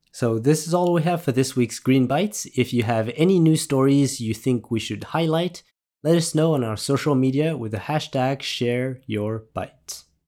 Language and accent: English; France; I was raised in France